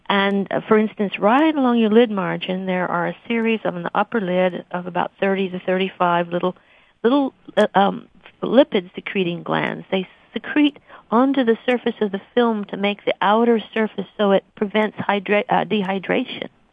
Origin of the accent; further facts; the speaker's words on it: Missouri, United States; moved away as an adult; also born or lived in Arkansas / Portland, Oregon; now in Boston, United States; I came from the Midwest, uh, grew up in Missouri